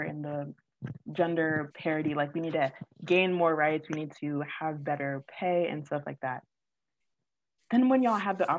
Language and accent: English; Orlando, Florida, United States; I'm from Orlando